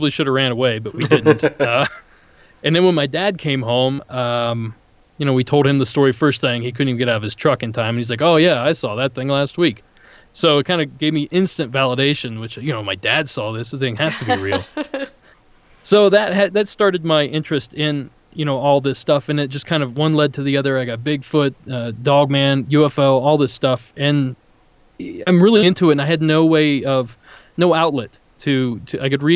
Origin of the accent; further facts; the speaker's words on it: near Salt Fork State Park, Ohio, United States; now in Southern California, United States; I grew up near Salt Fork State Park in Ohio